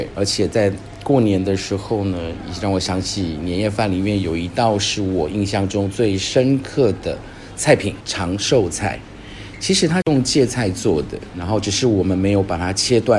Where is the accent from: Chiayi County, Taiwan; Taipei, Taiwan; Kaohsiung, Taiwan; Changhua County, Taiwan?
Changhua County, Taiwan; Changhua; now in Fuzhou, China; 我是来自台湾彰化，今年是我来福州工作的第二十个年头。